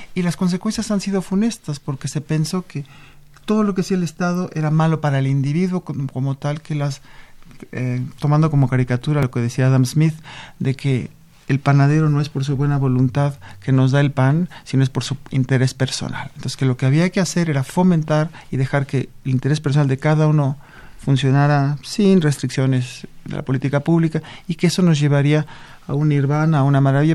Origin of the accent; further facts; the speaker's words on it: Mexico; como mexicanos